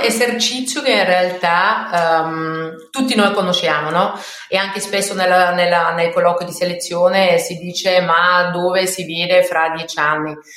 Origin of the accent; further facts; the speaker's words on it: Austria; Italian is a second language; moved away as an adult; also born or lived in Belgium / Paris, France / Lombardy, Italy; now in Italy; io non sono italiana, sono austriaca, quindi um, ho iniziato la mia, la mia carriera all, all'estero, quindi in Austria